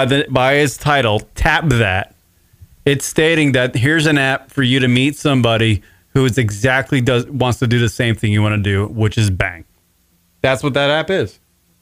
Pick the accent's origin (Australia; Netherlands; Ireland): Ireland; Because that's what I have to do at my size and my age. I'm Irish.